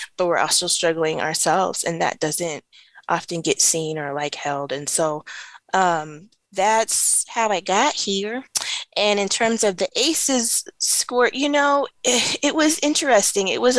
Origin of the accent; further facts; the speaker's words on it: Los Angeles, California, United States; I grew up in Watts in the 90s